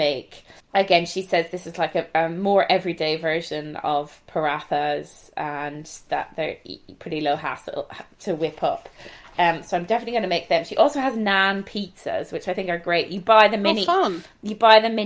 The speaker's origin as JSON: {"language": "English", "town": "Galway", "region": "Connacht", "country": "Ireland", "accent": "Galway", "said": "my Galway accent."}